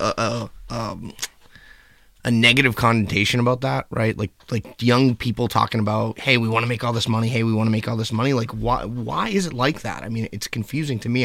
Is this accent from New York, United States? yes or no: no; Boston, Massachusetts, United States; we're from Boston.